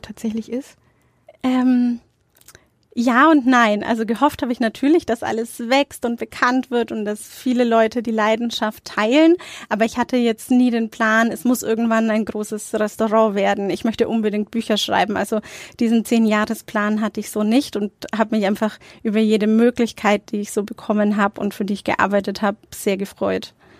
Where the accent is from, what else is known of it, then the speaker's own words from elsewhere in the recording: Nuremberg, Bavaria, Germany; Also ich bin in Nürnberg-Nord aufgewachsen